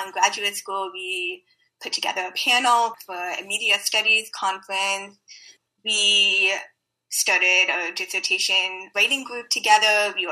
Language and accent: English; Bay Area, California, United States; I am a Bay Area native also based in San Francisco.